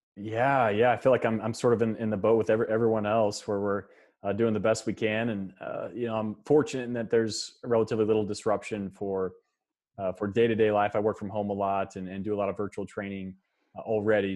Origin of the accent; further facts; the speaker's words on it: Kansas, United States; moved, moved to Kansas when I was about four years old and, uh, and, yeah, spent the rest of my time here in the state of Kansas